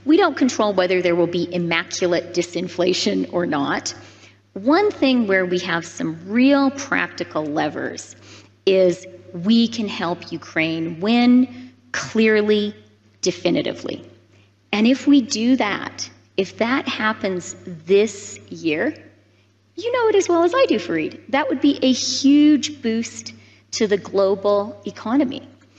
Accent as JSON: {"language": "English", "country": "Canada", "said": "So, you know, okay, I'm a Canadian politician. It's the law that we have to use a hockey metaphor at least once every day."}